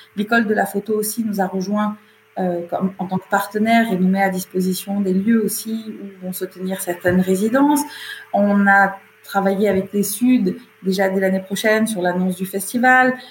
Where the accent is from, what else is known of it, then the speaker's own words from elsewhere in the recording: Camargue, Provence-Alpes-Côte d'Azur, France; il gérait une propriété agricole en Camargue, là où j'ai grandi